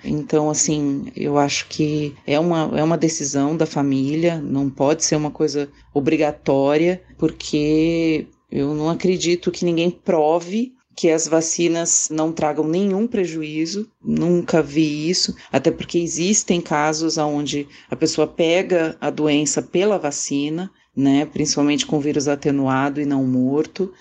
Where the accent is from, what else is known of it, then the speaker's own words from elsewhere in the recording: Santos, São Paulo, Brazil; Eu sou de Santos, São Paulo.